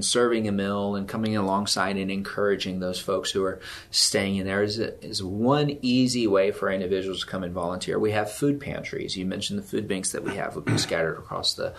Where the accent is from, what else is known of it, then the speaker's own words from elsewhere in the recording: Odessa, Texas, United States; moved away as an adult; also born or lived in San Antonio, Texas / Atlanta; I'm from Odessa, Texas